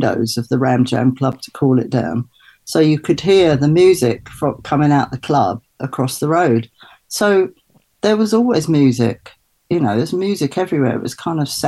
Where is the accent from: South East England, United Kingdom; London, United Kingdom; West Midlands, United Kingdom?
London, United Kingdom; I grew up mostly in Brixton. So I moved to Brixton when I was about just